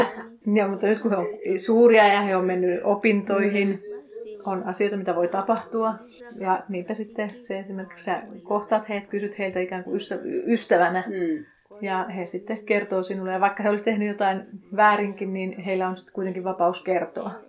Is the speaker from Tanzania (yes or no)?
yes; Tanzania; now in Finland; Mä en koe, että siinä olisi mitään ongelmaa, että mä tuun Tansaniasta ja te